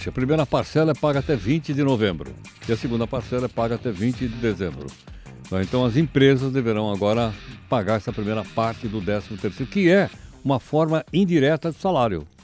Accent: São Paulo, Brazil; A região central de São Paulo, Centrão Velho. Eu nasci no Centrão Velho, fui educado no Centrão Velho, morei no Centrão Velho, meu pai tinha bar no Centrão Velho.

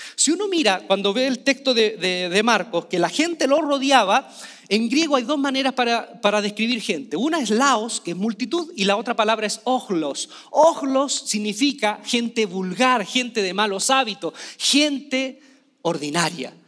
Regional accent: Chile

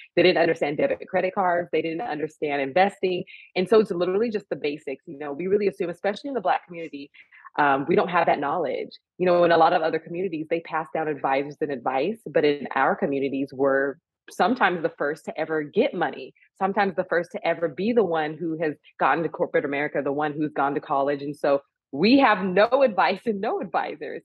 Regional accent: California, United States; also born or lived in San Francisco; I'm a California girl at heart, born and raised in California, went to school and college in San Francisco

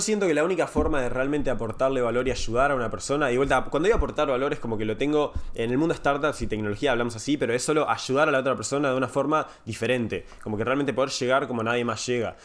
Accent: Uruguay; yo soy de Uruguay, eh, viví ahí casi toda mi vida.

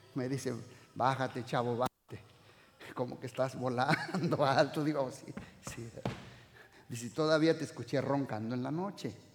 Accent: Uruapan, Michoacán, Mexico; Yo soy de Uruapan

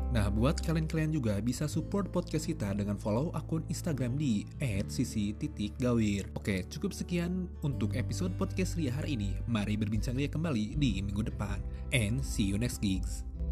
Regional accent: Bandung, West Java, Indonesia; kita para personil berasal dari kota Bandung, Jawa Barat

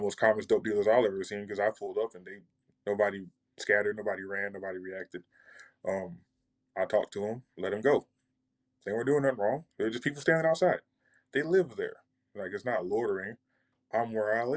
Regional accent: New York, United States; also born or lived in California; I'm originally from California and I grew up in New York

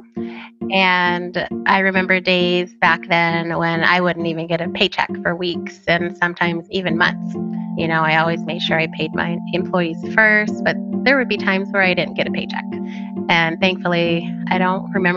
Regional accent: Phoenix, Arizona, United States; also born or lived in Tempe; So I am a native of Arizona. I was born in Phoenix

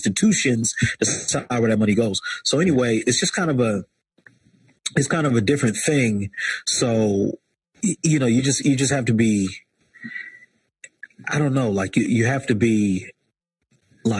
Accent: Chester, Pennsylvania, United States; I'm from Chester, Pennsylvania

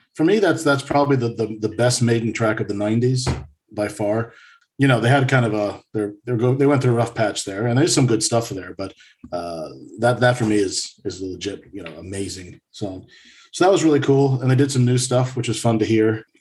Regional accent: United States; now in Sweden; an American living up here in Sweden

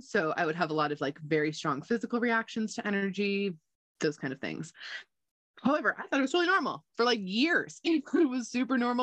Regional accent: United States; also born or lived in Gardnerville, Nevada; I grew up in Lake Tahoe. I was lucky enough to be born and raised here.

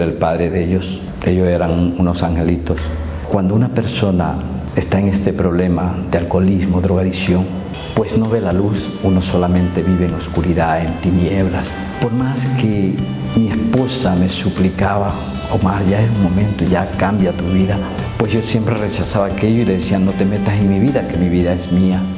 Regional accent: Manabí, Ecuador; soy del Ecuador, provincia de Manabí

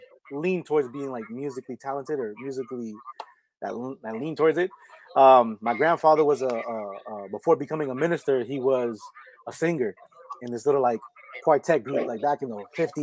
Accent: United States; first language Spanish; English is a second language; also born or lived in Orlando, Florida; being Puerto Rican, you know, one thing I definitely commend my mother was when growing up, all we did was speak Spanish in the house. So there was no English, you know, so like Spanish was like my first language, even though I was born in the States

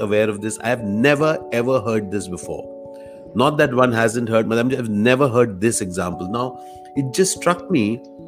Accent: Delhi, India; I grew up in Delhi, and I was doing theater from a very early age

